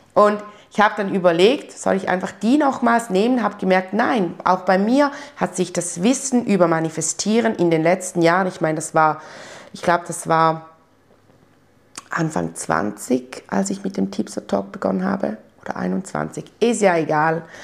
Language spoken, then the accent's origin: German; Switzerland; bei uns in der Schweiz